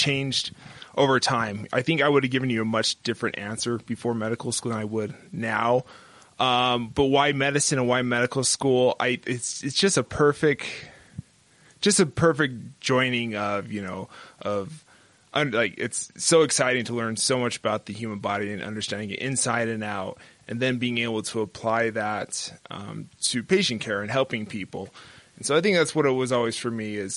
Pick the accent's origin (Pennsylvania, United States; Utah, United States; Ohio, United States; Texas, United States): Utah, United States; Bountiful; also born or lived in Los Angeles, California; I was originally born in L.A., but I moved here when I was very young in first grade. I grew up in Bountiful, Utah.